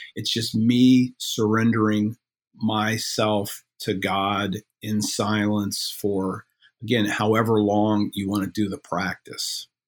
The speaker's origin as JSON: {"language": "English", "region": "Midwest", "country": "United States", "said": "I'm from the Midwest"}